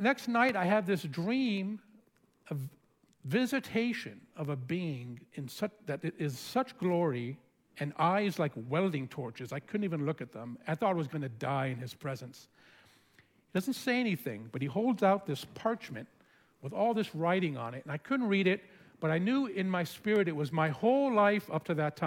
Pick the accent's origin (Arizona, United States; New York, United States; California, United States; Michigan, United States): California, United States; San Francisco; also born or lived in Santa Barbara, United States; now in Los Angeles, United States; I was born in France, grew up in San Francisco.